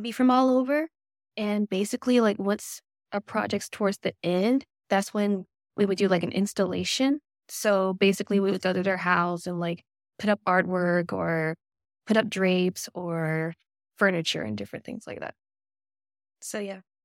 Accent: North Augusta, South Carolina, United States; now in Aiken, United States; I'm originally from North Augusta, South Carolina

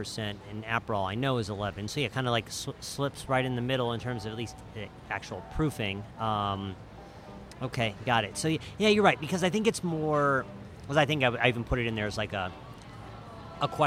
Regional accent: southern Midwest, United States; For those of us from the southern Midwest, we'll say marmalade.

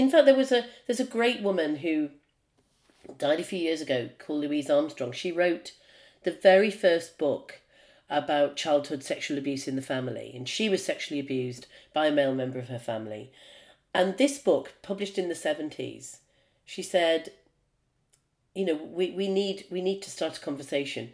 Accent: United Kingdom; I'm a Brit

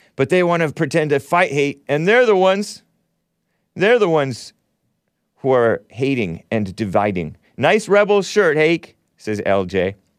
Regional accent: California, United States; I was born and raised in California.

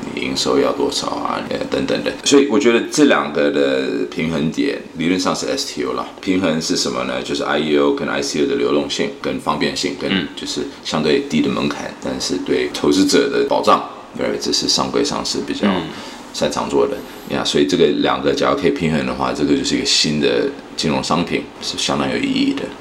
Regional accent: California, United States; moved away as an adult; also born or lived in South Korea / Shanghai, China; now in Taiwan; 我出生在台湾，然后两岁就跟我父母到美国，在加州长大，受教育，然后工作，所以在加州待了将近三四年

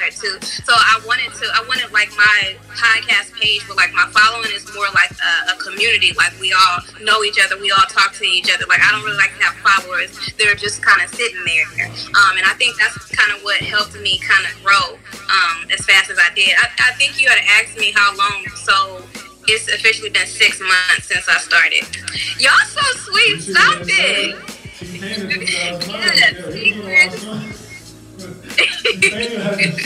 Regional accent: Los Angeles, California, United States; born or raised there

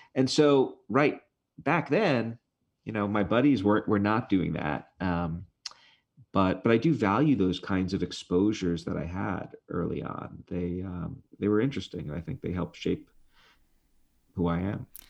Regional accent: New York City, New York, United States; moved away; where I grew up in Brooklyn

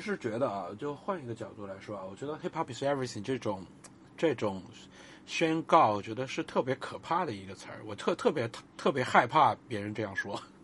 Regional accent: China; 我们中国人已经从过度的谦卑到了过度的自我

